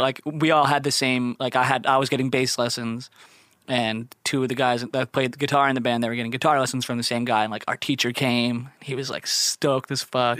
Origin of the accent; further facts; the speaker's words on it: Philadelphia, Pennsylvania, United States; from Philly and thirteen